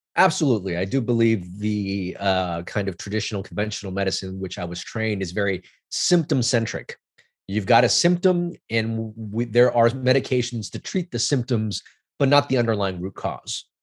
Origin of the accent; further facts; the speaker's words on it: Los Angeles, California, United States; I grew up in Chinatown, L A, which is, which was a immigrant neighborhood